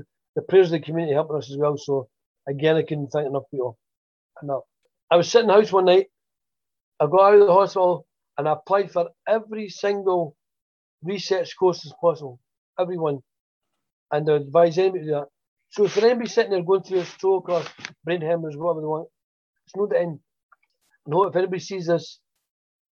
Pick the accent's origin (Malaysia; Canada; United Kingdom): United Kingdom; Dundee, Scotland; my hometown, Dundee